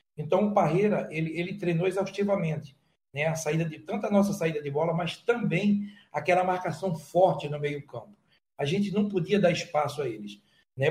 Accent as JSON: {"language": "Portuguese", "town": "Recife", "region": "Pernambuco", "country": "Brazil", "said": "Eu sou um pernambucano, eu sou um recifense. Eu quero que minha terra seja esse orgulho"}